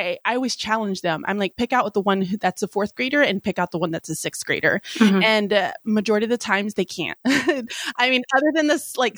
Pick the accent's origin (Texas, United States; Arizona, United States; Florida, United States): Texas, United States; Houston; moved away as an adult; also born or lived in Galveston, Texas / Pasadena, Texas / Alabama; now in Pennsylvania, United States; I am a Southern girl. I was born and raised in Houston, Texas